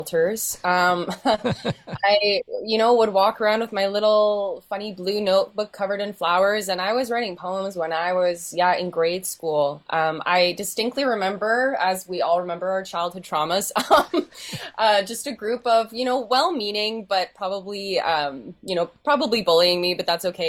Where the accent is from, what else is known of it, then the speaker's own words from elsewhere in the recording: Winnipeg, Manitoba, Canada; also born or lived in Headingley; I grew up in Winnipeg, and my family moved to Headingley during the before times